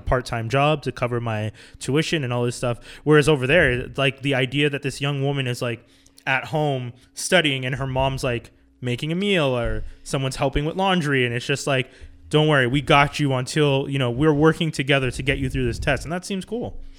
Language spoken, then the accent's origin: English; Montreal, Quebec, Canada; growing up in Montreal